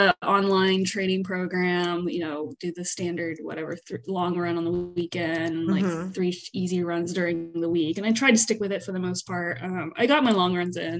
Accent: Northeast Texas, United States; moved away as an adult; also born or lived in Pharr, Texas; now in Houston, United States; I was actually born in a very small town called Farr. It's close to Brownsville in South Texas. Grew up mostly in Northeast Texas. I'm learning to say Northeast, around like Tyler and Longview area

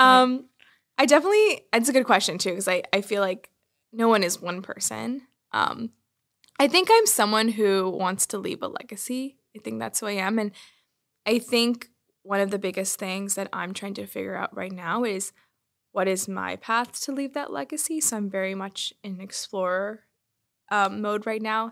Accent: Bay Area, California, United States; I grew up in the Bay Area, surrounded by technology and innovation

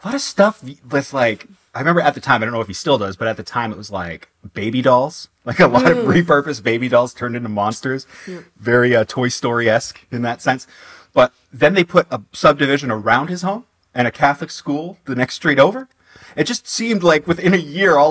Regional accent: Oshawa, Ontario, Canada; I grew up in Oshawa, Ontario

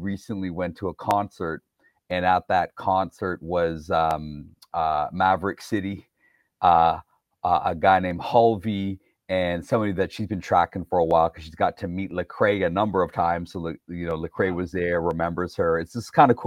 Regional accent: Toronto, Ontario, Canada; So in the 80s for me growing up, I'm like one of five non-white kids in the Toronto area at the school that we went to, just a suburb outside of Toronto

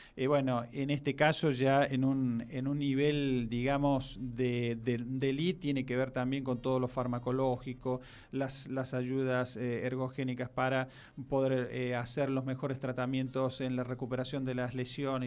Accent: Argentina; Argentina, no por algo eh, somos

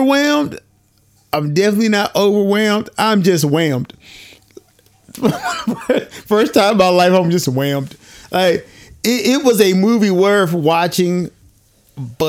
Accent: United States; I'm black because I'm from America.

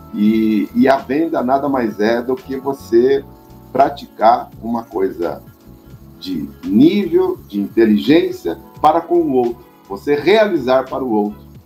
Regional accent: Cachoeira Paulista, São Paulo, Brazil; Nasci em São Paulo e logo fui, é, tive um presente de Deus, digamos assim, e fui, fui morar no interior, numa cidadezinha chamada Cachoeira Paulista, lá no Vale do Paraíba

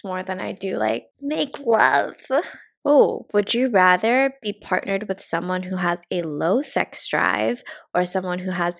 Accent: the Bay Area, California, United States; I'm from the Bay.

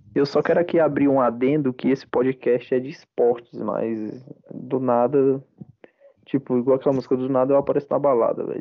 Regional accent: Ceará, Brazil; eu sou cearense

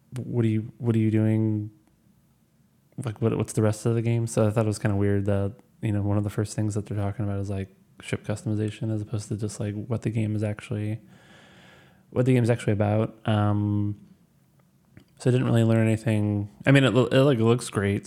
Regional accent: Missouri, United States; I'm from Missouri

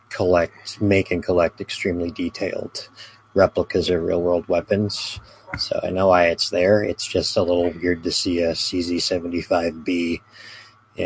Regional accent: United States; I'm some American

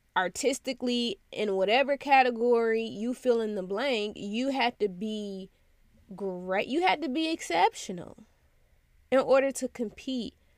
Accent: United States; a black child growing up in America

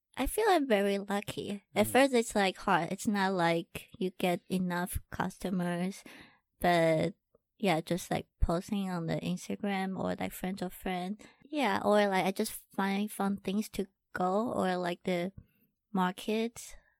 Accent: Taiwan; English is a second language; I'm from Taiwan.

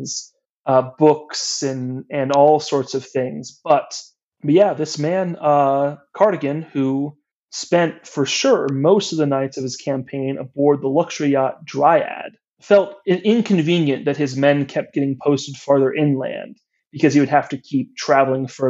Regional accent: United States; Being an American

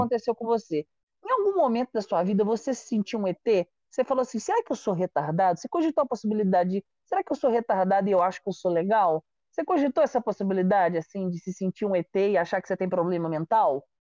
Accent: Juiz de Fora, Minas Gerais, Brazil; moved away; Eu sou de de Fora, que é uma cidade que fica a três horas do Rio de Janeiro

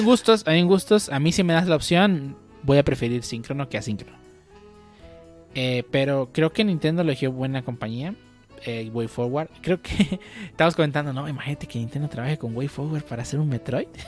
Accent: Mexico; aquí en México

